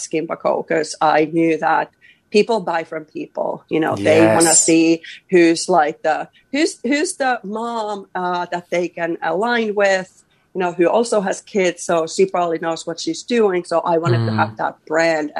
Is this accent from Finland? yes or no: yes; Finland; I'm from a small town in here in Finland. I'm from Baimingon, and I felt like I didn't have many, you know, opportunities or whatnot. So that's how I grew up